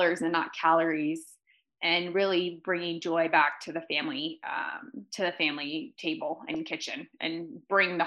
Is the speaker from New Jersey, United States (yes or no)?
no; California, United States; now in Park City, United States; I'm from California. I currently live in Park City, Utah